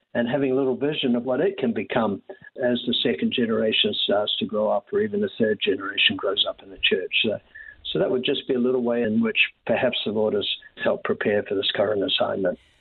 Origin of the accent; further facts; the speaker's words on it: New Zealand; moved away as an adult; when I was very young uh, in New Zealand, I think the experiences of growing up in the Pacific